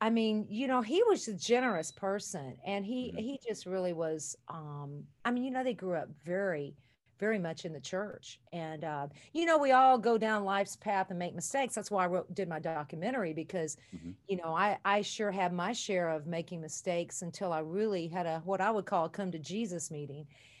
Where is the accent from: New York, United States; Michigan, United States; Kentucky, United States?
Kentucky, United States; Well, my life, you know, I grew up in Kentucky and my mom said my bags were always packed by the door.